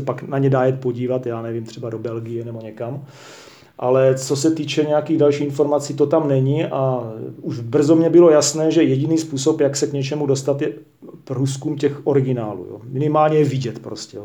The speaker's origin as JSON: {"language": "Czech", "country": "Czechia", "said": "jako Čech"}